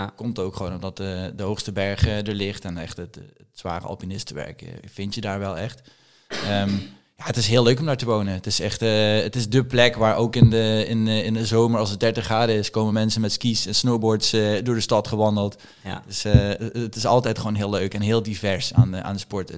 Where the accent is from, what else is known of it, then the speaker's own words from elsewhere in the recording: Limburg, Netherlands; moved away as an adult; also born or lived in Randstad; Ik ben in Limburg opgegroeid.